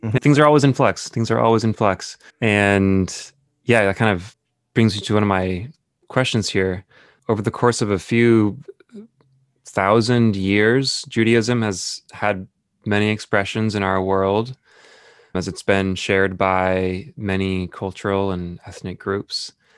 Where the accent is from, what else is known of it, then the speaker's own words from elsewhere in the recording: Danville, California, United States; In the place where I grew up in Danville, California